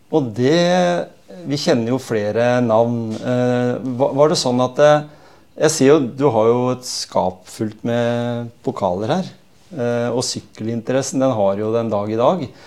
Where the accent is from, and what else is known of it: Norway